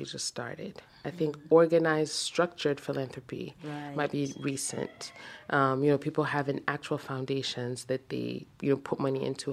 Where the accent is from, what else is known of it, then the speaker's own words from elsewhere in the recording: Niger; moved away as an adult; also born or lived in United States; I'm from Niger Republic